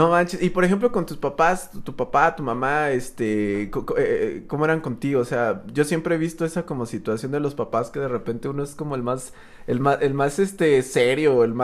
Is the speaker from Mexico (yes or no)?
yes; San Miguel de Allende, Guanajuato, Mexico; Yo originario de aquí de San Miguel de Allende. 100%